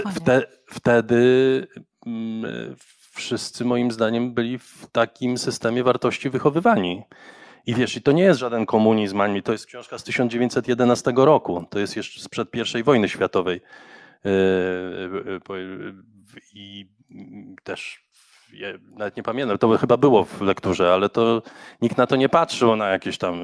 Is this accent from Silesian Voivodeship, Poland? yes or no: no; Warsaw, Masovian Voivodeship, Poland; Ja się wychowałem na Grochowie